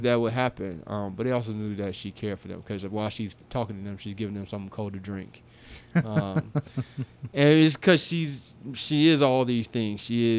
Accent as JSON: {"language": "English", "town": "Fort Myers", "region": "Florida", "country": "United States", "tie": "born or raised there", "also_born_or_lived": "Tampa, Florida", "lives_now": "St. Petersburg, United States", "said": "I grew up in Fort Myers"}